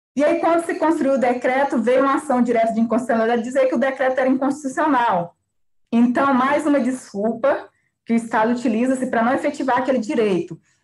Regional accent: Kalunga quilombo community, Goiás, Brazil; lá da minha terra, da minha comunidade, né, comunidade Calunga

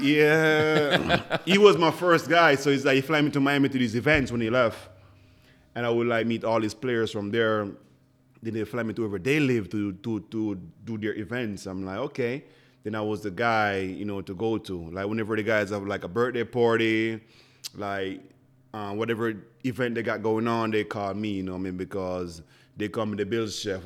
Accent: Jamaica; first language Jamaican Patois; English is a second language; moved away as an adult; now in Buffalo, United States; So I came here ten years ago from Jamaica.

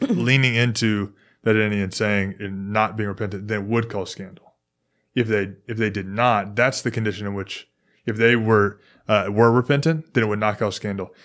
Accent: Memphis, Tennessee, United States; now in Houston, United States; I'm from Memphis. We speak different English

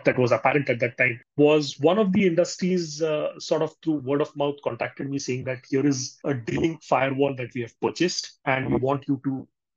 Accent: Belgaum, Karnataka, India; also born or lived in Bangalore; go back to my hometown, which is Belgaum

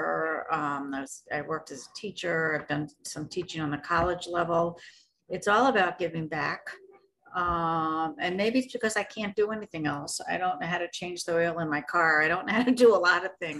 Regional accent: New York City, New York, United States; moved away; I'm from New York City originally

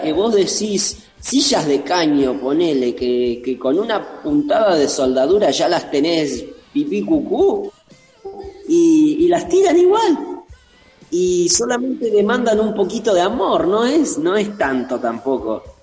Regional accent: Argentina; nosotros como argentinos somos una confluencia de un montón de culturas distintas

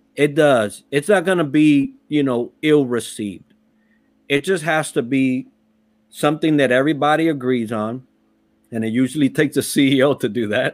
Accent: New York City, New York, United States; also born or lived in Puerto Rico; I was raised in the Bronx

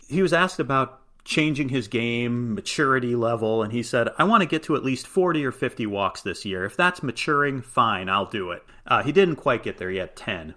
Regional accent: Chicago, Illinois, United States; I, as a Chicagoan

